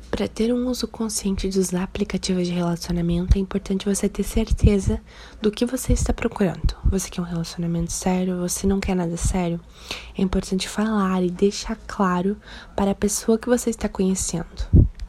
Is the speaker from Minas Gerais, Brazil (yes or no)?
no; Balneário Camboriú, Santa Catarina, Brazil; eu sou de Balneário Camboriú, sou psicóloga